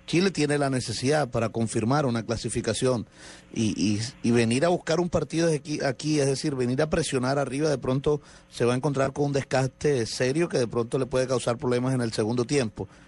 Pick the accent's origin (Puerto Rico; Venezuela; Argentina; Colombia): Colombia